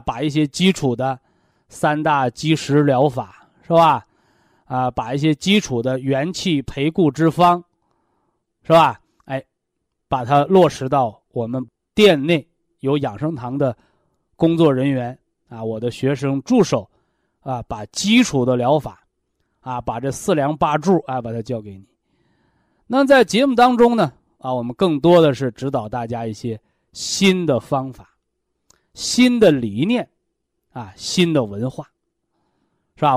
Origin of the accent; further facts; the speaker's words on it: China; 我们中国人